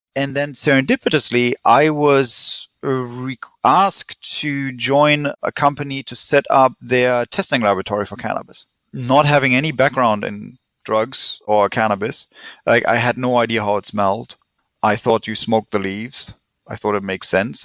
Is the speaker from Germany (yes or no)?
yes; Germany; accent: German; English is a second language; moved away as an adult; also born or lived in England / Switzerland / California; now in Vancouver, Canada; I'm German. Tried to hide my accent, didn't help